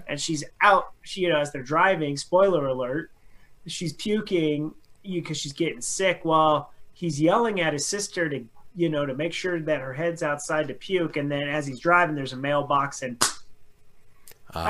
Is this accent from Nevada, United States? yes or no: yes; Carson City, Nevada, United States; moved away; also born or lived in Denver; growing up in Carson City and then moving to like Denver